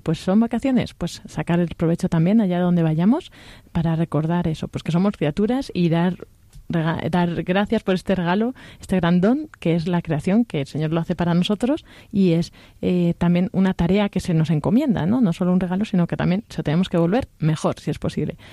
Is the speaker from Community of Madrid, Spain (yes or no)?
no; Castilla-La Mancha, Spain; soy de La Mancha